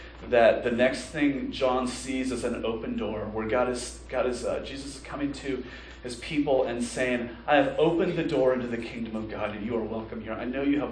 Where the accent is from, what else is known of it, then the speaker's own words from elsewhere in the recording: United States; American Christians